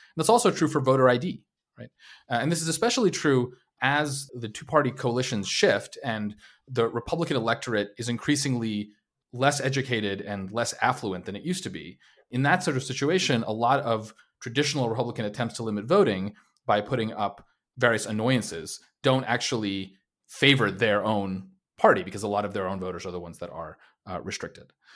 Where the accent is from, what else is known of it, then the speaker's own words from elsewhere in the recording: New York City, New York, United States; also born or lived in New Jersey / Long Island; I'm from, uh, the New York City area. I was, uh, born in New York City, New Jersey, Long Island